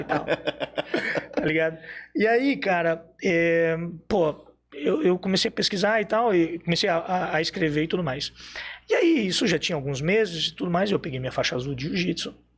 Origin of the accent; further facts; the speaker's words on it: Blumenau, Santa Catarina, Brazil; sou de Blumenau